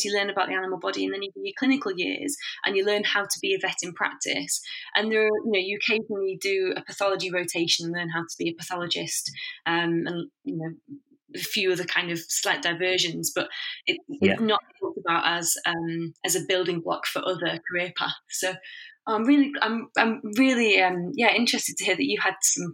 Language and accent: English; Warrington, North West England, United Kingdom; I grew up in Warrington, which is between two big cities, Manchester and Liverpool